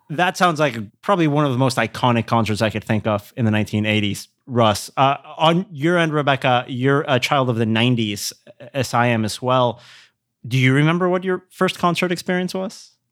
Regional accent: Querétaro, Mexico; moved away; We're from Querétaro, which is three hours north of Mexico City

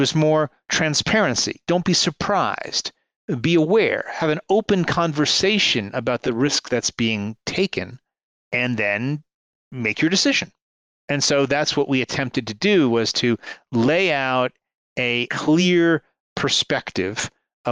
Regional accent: New York area, United States; I grew up in the New York area in the 1970s

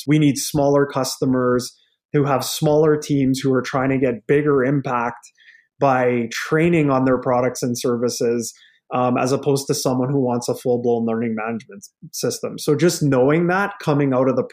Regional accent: Lethbridge, Alberta, Canada; now in Edmonton, Canada; I'm from Alberta, like I'm born and raised in Lethbridge

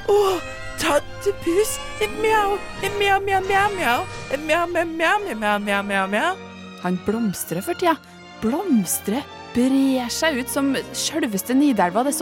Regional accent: Oslo, Norway; Jeg er fra Oslo, så jeg vet ikke om flere steder.

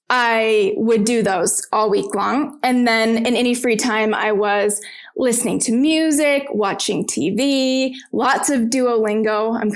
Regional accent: Arizona, United States; moved away as an adult; also born or lived in Chile / Italy / Turkey; Cause I'm from Arizona.

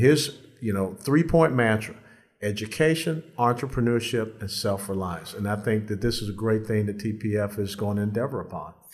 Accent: Atlanta, Georgia, United States; in Atlanta, my hometown

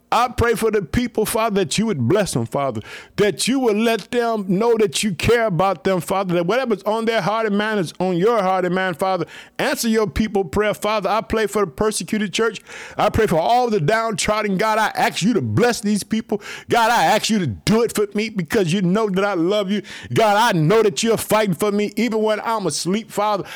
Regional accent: Illinois, United States; also born or lived in Chicago; Illinois, which is my hometown. I live in the city of Chicago.

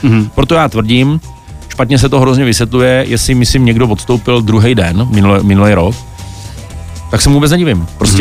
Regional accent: Brno, South Moravian Region, Czechia; já jsem Brňák

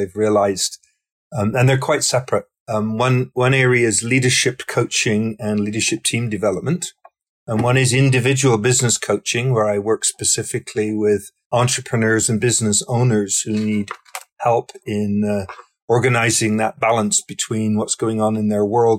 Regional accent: Somerset, South West England, United Kingdom; moved away as an adult; now in Canada; I was growing up in the southwest corner of England in the county called Somerset

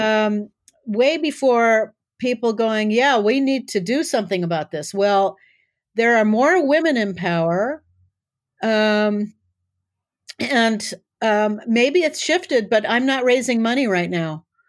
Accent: South Dakota, United States; I grew up in South Dakota

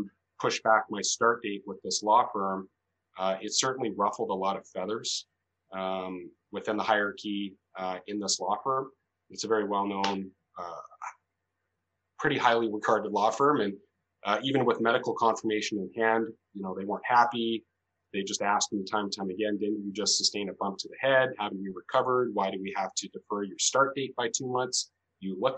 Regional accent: Calgary, Alberta, Canada; also born or lived in Edmonton; I'm a lawyer, born and raised in Calgary

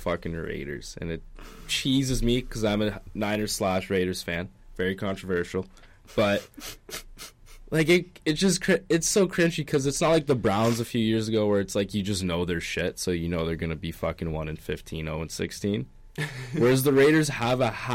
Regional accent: Hamilton, Ontario, Canada; now in Ottawa, Canada; I'm from Hamilton area.

